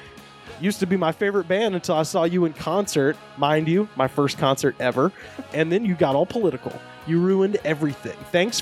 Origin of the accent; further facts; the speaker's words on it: California, United States; I grew up in Orange County, and I used to live down the street from these pricks.